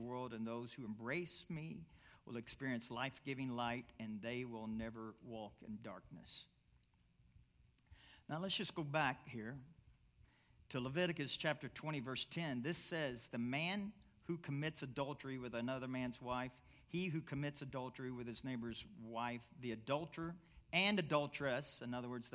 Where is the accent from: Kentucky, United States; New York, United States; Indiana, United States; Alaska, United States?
Kentucky, United States; I'm from Kentucky